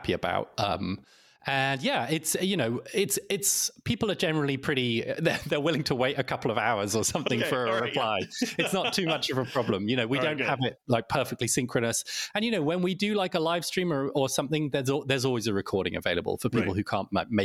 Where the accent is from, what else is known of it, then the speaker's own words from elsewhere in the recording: United Kingdom; now in Sweden; I live in Sweden, though, as you can probably hear from my accent, I'm originally British